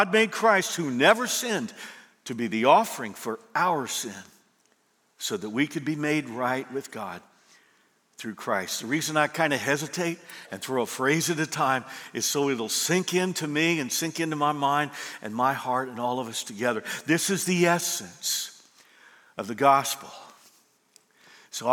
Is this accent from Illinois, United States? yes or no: yes; Illinois, United States; moved away as an adult; also born or lived in southern Indiana; now in Indiana, United States; I grew up in Illinois, moved in and married into southern Indiana